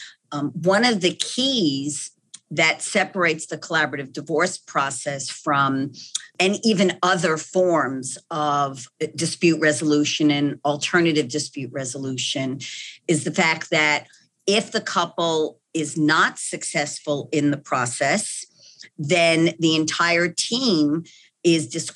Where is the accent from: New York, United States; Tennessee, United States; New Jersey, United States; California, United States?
New York, United States; accent: New York; moved away as an adult; now in Texas, United States; that New York accent where I was born and bred